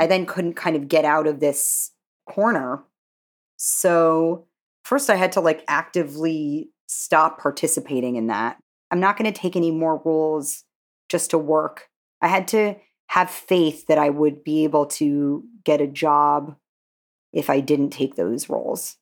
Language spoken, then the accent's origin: English; New York, United States; growing up in Manhattan